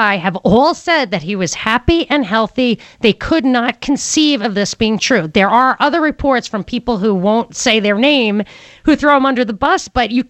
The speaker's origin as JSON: {"language": "English", "town": "New York City", "region": "New York", "country": "United States", "tie": "born or raised there", "moved": "yes", "lives_now": "Atlanta, United States", "said": "I was born in Brooklyn"}